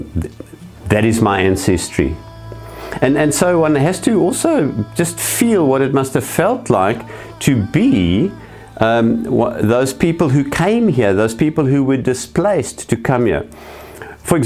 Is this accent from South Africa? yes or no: yes; South Africa; I was born white in South Africa